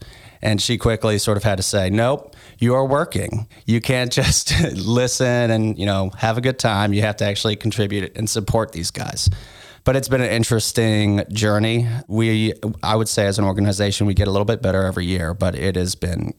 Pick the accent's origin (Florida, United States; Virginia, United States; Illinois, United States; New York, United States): Virginia, United States; Virginia Beach; also born or lived in Philadelphia, Pennsylvania; I was born in Philadelphia, but I moved to Virginia Beach when I was about 1.5. So I was raised here. I call Virginia Beach my home.